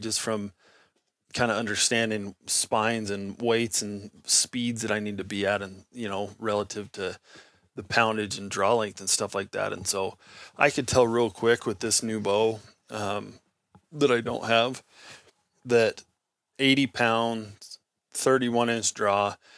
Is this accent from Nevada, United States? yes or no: yes; Nevada, United States; I grew up in Nevada